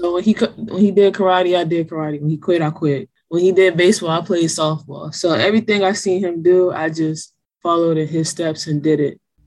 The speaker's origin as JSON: {"language": "English", "town": "District Heights", "region": "Maryland", "country": "United States", "tie": "born or raised there", "said": "I grew up in District Heights, Maryland, but a lot of people probably would know that better if I just say Prince George's County, Maryland"}